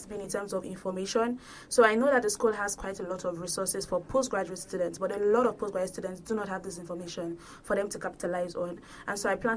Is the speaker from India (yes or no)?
no; Nigeria; moved away as an adult; I'm from Nigeria